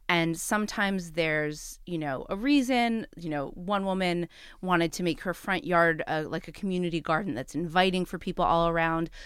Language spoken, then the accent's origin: English; New York City, New York, United States; as a New Yorker